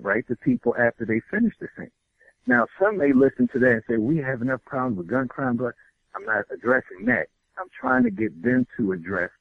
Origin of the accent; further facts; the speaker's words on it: New York City, New York, United States; I'm from New York City